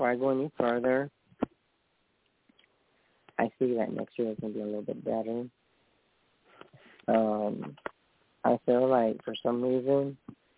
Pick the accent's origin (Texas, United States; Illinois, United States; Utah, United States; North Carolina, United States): Texas, United States; San Antonio; I'm from San Antonio